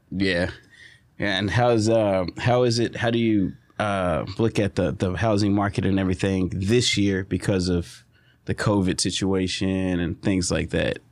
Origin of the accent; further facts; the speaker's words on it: Southeast Texas, United States; we're from Southeast Texas